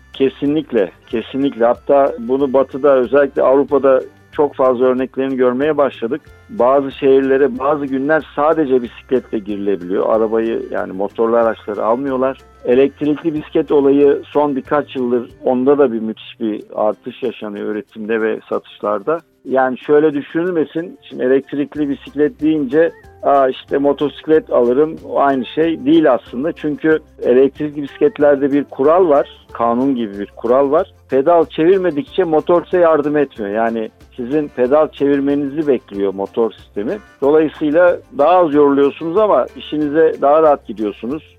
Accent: Turkey; now in Istanbul, Turkey; ben burada yaşıyorum.

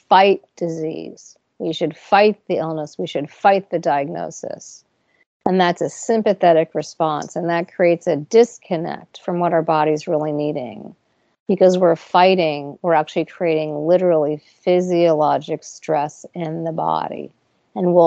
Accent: New York, United States; I'm a New Yorker

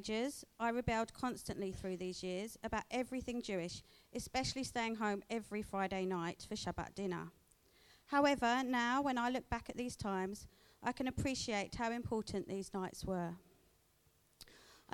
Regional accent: England, United Kingdom; moved away as an adult; now in Australia; I was born and raised in England, and as such, had no desire to live anywhere else. So how come I'm here living now in Australia

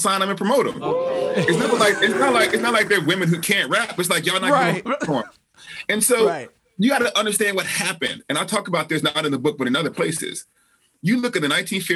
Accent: Alabama, United States; I'm from Alabama

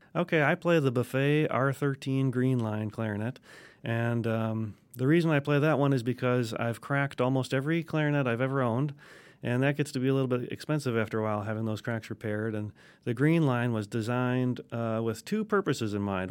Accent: Wisconsin, United States; now in Alabama, United States; I'm originally from Wisconsin, so, uh, we started clarinet in fifth grade.

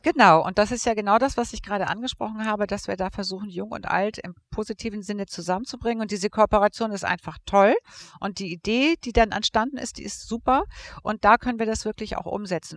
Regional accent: Hamburg, Germany; Radiosender in Hamburg, meiner Heimatstadt.

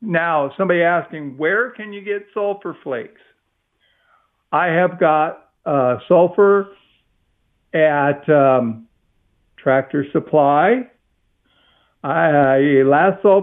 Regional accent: Midwest, United States; now in Texas, United States; I'm from the Midwest

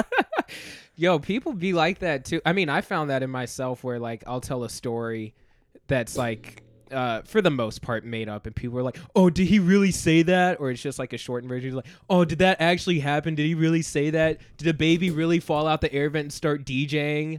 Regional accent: North Carolina, United States; also born or lived in Farmington Hills, Michigan; now in Chicago, United States; before I came to Chicago, I, I was in North Carolina. I, I, I was born in Michigan, uh, had family there, like, lived there for the first six years of my life

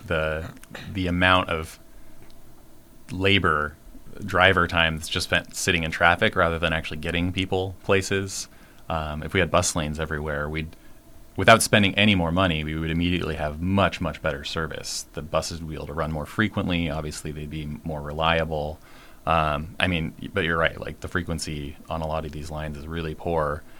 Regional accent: Washington, United States; also born or lived in Seattle; I grew up in Washington State

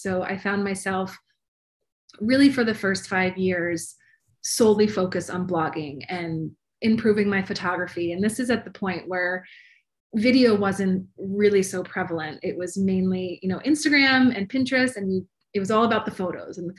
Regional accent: Maryland, United States; moved away as an adult; now in Los Angeles, United States; I'm originally from Maryland, but I have been in Los Angeles for about 16 years now. So almost as long as I was on the East Coast

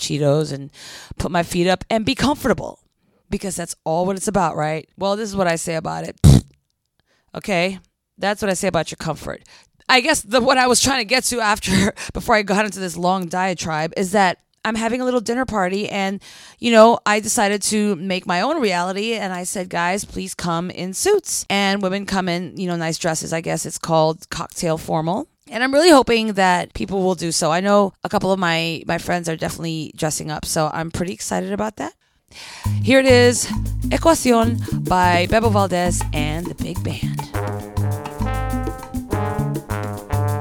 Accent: Philippines; moved away; When I was growing up in the Philippines

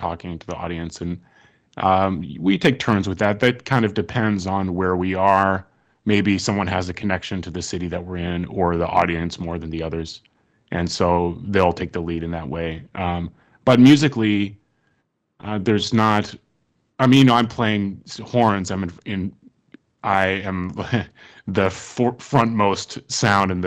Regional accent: Ann Arbor, Michigan, United States; now in Brooklyn, United States; I grew up in Ann Arbor, Michigan, and we met here in Brooklyn

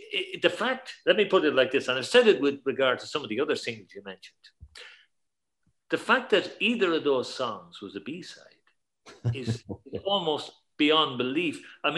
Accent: Ireland; we grew up in Ireland, and we heard everything on the radio from Britain, not from America.

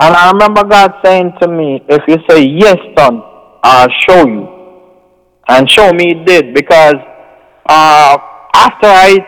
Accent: Jamaica; we come from Jamaica, where in that, you know, most of us are basically, you know, even if we don't go to church

